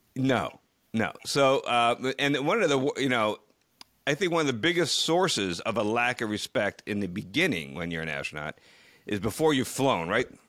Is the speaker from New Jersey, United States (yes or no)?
yes; near Ridgewood, New Jersey, United States; the town of Ridgewood, New Jersey, which is very close to my hometown. Actually, I took some extracurricular classes at the Ridgewood High School when I was a kid.